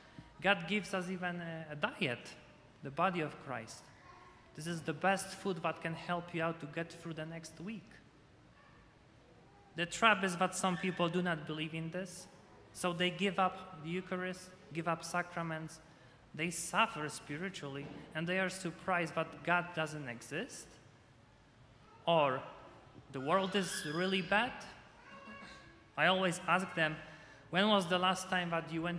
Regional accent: Poland; moved away; I'm from Poland

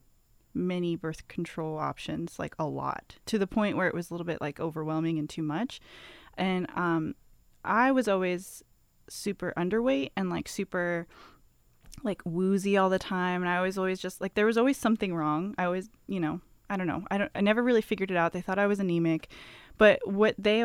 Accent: Omaha, Nebraska, United States; moved away as an adult; also born or lived in California; now in Whitesburg, United States; I grew up in Nebraska

